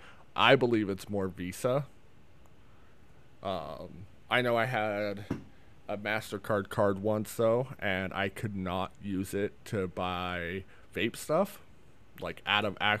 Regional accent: Nevada, United States; I was born in Nevada

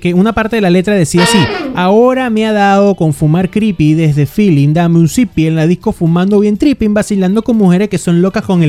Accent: Venezuela; moved away; como buenos venezolanos que somos

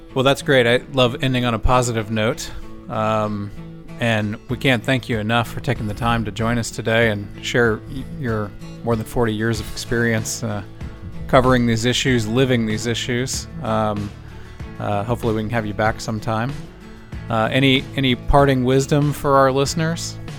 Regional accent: Rockport, Portland, Corpus Christi area, Texas, United States; I grew up in the Rockport, Portland, Corpus area

